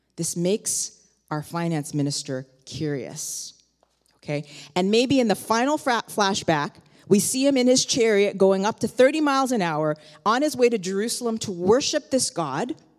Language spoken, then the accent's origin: English; Toronto, Ontario, Canada; now in New York, United States; I myself, I grew up in Toronto